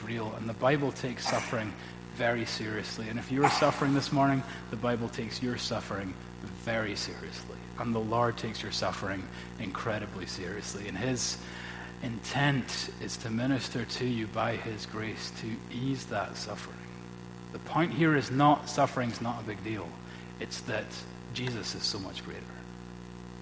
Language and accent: English; Scotland, United Kingdom; as a Scottish Presbyterian